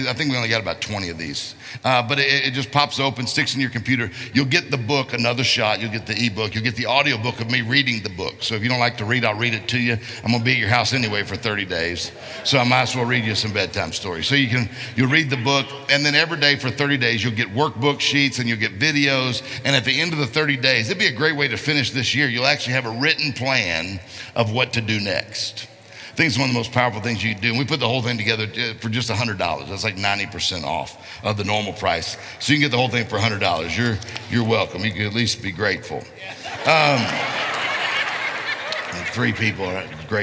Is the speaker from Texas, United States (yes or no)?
no; Mississippi, United States; I'm from Mississippi